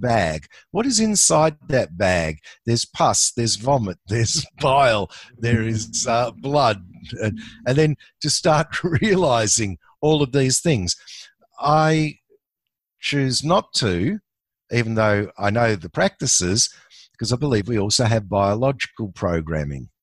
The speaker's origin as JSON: {"language": "English", "country": "Australia", "said": "I'm an Aussie"}